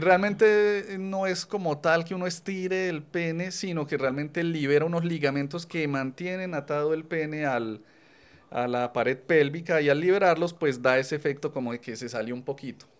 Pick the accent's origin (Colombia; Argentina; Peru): Colombia; now in Medellín, Colombia; así somos los colombianos